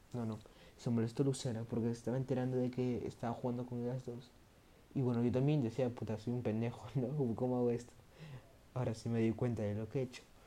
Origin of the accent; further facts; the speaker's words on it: Peru; entré a un colegio que se llama Pamer, que queda acá en mi, en mi país, que es Perú